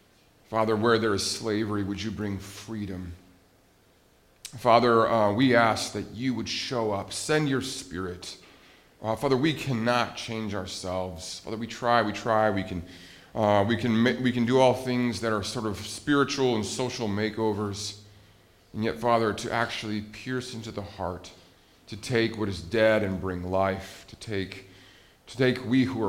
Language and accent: English; Montana, United States; I grew up in Montana